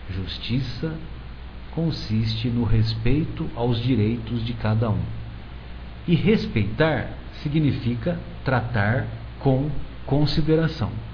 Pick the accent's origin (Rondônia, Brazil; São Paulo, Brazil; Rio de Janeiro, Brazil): São Paulo, Brazil; São José do Rio Pardo; eu sou de uma cidade do interior de São José do Rio Pardo e, e eu cresci na década de 70 até meados da década de 80